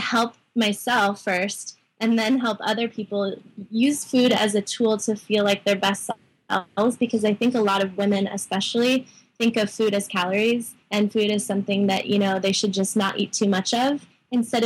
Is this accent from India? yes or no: no; Sedona, Arizona, United States; born or raised there